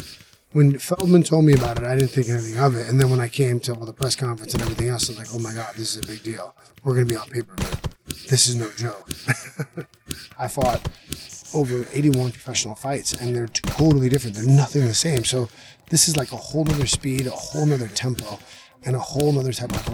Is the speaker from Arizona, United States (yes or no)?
no; Paterson, New Jersey, United States; I grew up here in Paterson, New Jersey, or Jersey City, or Newark.